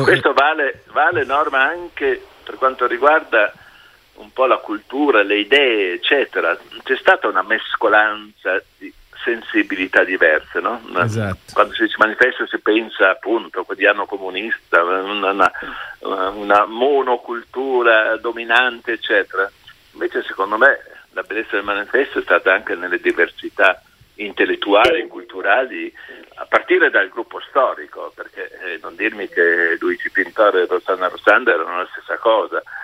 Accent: Trento, Trentino-Alto Adige, Italy; moved away; io da Trento

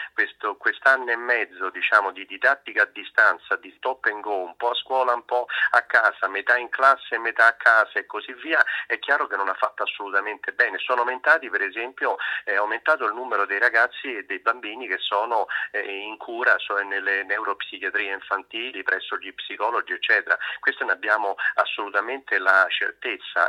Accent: Rome, Lazio, Italy; sono romano, ce l'ho sempre sotto sotto

